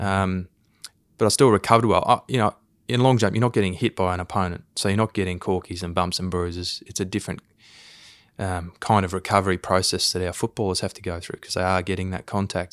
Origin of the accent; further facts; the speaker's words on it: Queensland, Australia; I grew up in Queensland